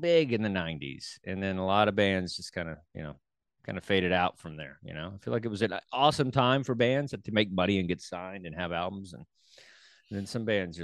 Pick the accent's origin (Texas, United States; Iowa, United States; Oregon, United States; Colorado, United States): Texas, United States; Dallas; from my hometown, right there, in Dallas